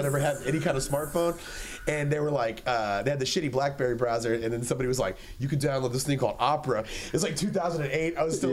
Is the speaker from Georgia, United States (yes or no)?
no; Killeen, Texas, United States; I'm from Killeen